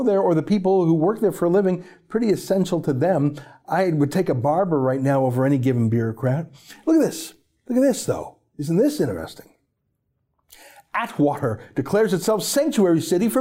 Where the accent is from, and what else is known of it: Canada